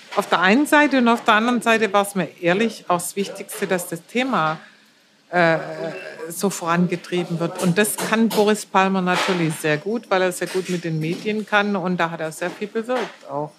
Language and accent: German; Germany; bei uns in Deutschland